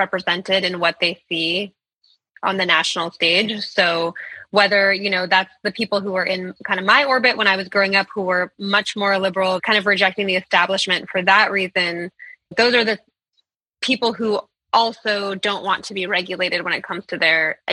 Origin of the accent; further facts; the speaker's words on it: Berkeley, California, United States; I'm from Berkeley, California, which had a lot of the more kind of liberal end of homeschooling